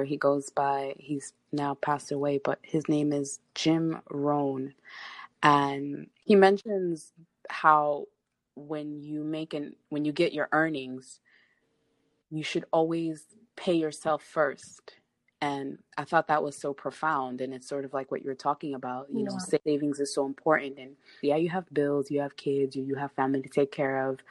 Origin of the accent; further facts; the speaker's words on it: Lebanon; now in United States; I was born in Lebanon and my family and I came to America in the year 2000.